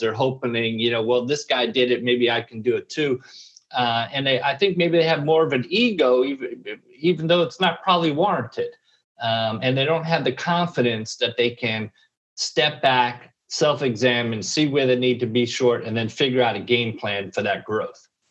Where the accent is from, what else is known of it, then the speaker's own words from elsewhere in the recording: New York, United States; moved away as an adult; I'm, I'm from New York